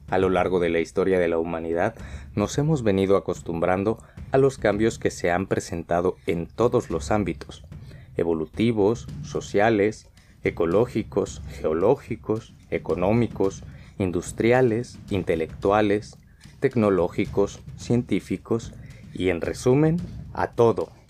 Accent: Mexico; now in Spain; como ya saben soy mexicano, un mexicano que vive en España.

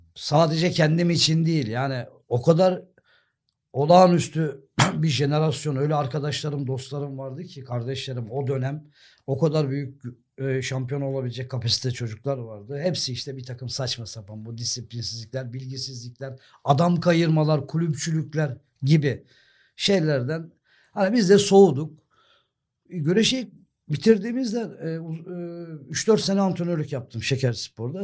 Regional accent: Sakarya, Turkey; also born or lived in Germany; benim şehrim orası

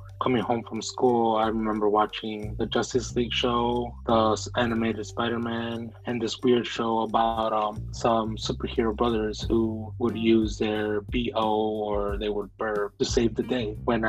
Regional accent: Chicago, Illinois, United States; also born or lived in Mexico; I grew up in La Villita.

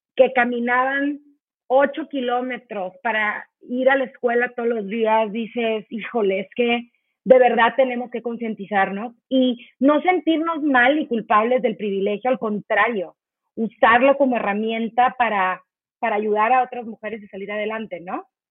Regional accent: Mexico; somos tantas mujeres mexicanas

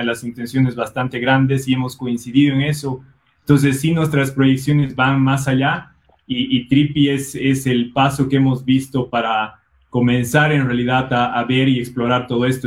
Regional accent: Bolivia; also born or lived in Brazil / Ireland; soy boliviano

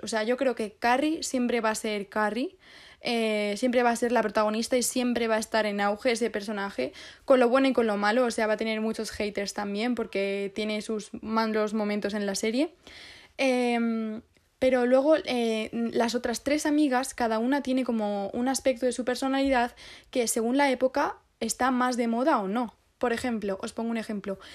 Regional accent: Guadalajara, Castilla-La Mancha, Spain; now in Madrid, Spain; ahora estoy en Guadalajara. en mi pueblo

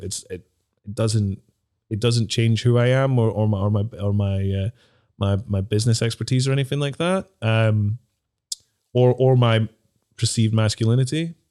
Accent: Dundee, Scotland, United Kingdom; also born or lived in Glasgow; growing up in Dundee, I used to get, like, slagged a lot when I was a kid

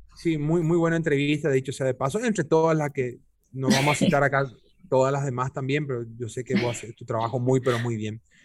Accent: Paraguay; esa capacidad camaleónica que tenemos paraguayas y paraguayos

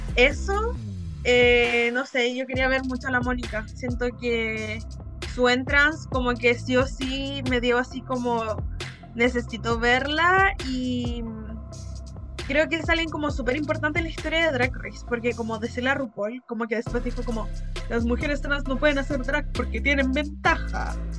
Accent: Chile; soy chilena

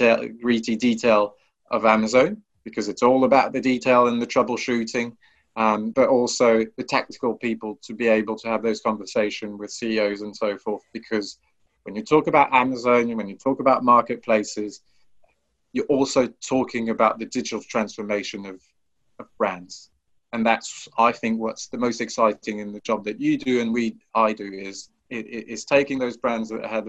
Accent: France; I thought, okay, how can I present how French I am

